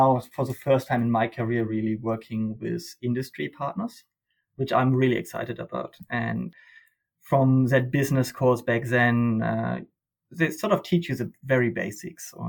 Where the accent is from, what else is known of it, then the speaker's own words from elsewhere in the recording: Germany; moved away as an adult; now in Australia; I grew up in Germany.